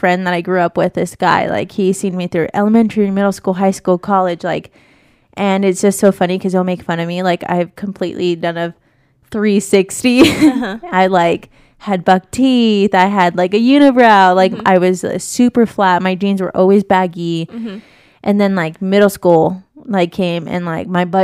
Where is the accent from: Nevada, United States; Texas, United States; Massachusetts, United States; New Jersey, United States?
Nevada, United States; Las Vegas; growing up in Vegas